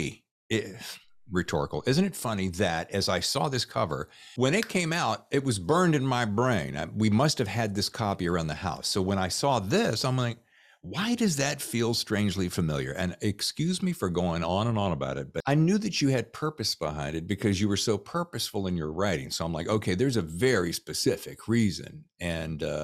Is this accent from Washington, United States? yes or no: no; Lynchburg, Virginia, United States; also born or lived in Winston-Salem, North Carolina; I was born in Winston-Salem, but I grew up in Lynchburg, Virginia